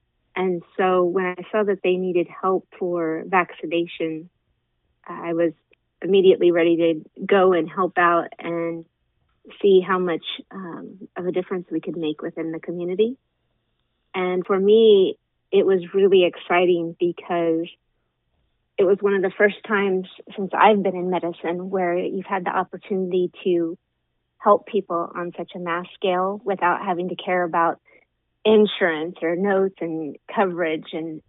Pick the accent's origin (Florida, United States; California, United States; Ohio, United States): California, United States; Ukiah; I grew up in Ukiah. I grew up in this county.